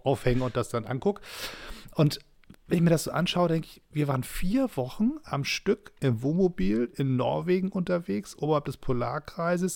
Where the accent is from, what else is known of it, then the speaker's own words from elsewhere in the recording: Germany; als Deutscher